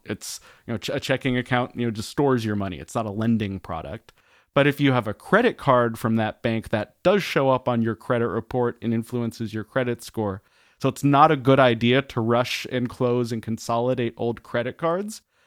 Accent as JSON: {"language": "English", "town": "Denver", "region": "Colorado", "country": "United States", "tie": "born or raised there", "said": "I grew up around Denver, Colorado, out in the suburbs."}